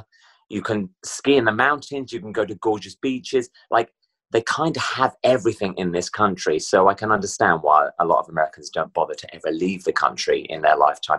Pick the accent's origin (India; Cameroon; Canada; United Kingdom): United Kingdom; Woodbridge, East of England; moved away as an adult; also born or lived in London; now in United States; I grew up in Woodbridge, which is 2 hours east of London.